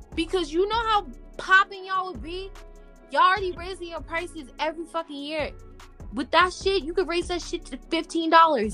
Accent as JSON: {"language": "English", "country": "United States", "said": "I'm from America. I signed up and I put I live in the US"}